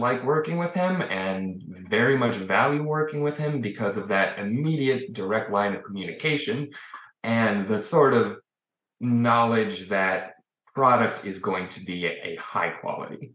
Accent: Chicago, Illinois, United States; I'm from Chicago

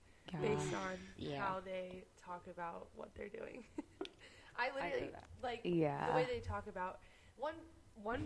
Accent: Los Angeles, California, United States; also born or lived in Massachusetts; I'm from L.A., not born, but raised

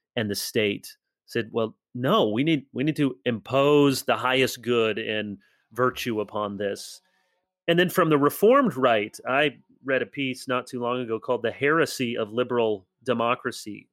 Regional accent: United States; as Americans

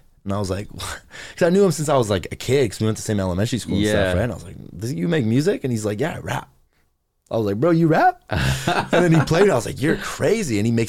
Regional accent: Mission, British Columbia, Canada; I'm from Mission, bro. We have one high school

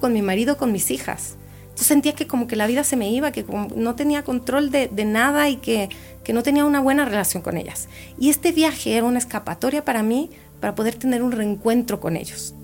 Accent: Mexico; now in Chile; como yo todavía no me he nacionalizado chilena, y sigo siendo mexicana

